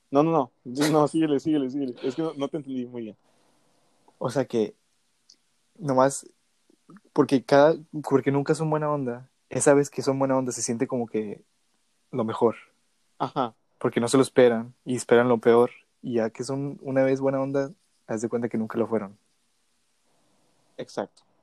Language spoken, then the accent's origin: Spanish; Mexico City, Mexico; No, veía mucho los chilangos. Somos chilangos.